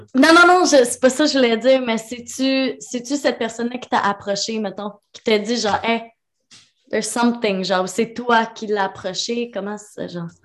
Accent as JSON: {"language": "French", "region": "Quebec", "country": "Canada", "said": "On est québécois"}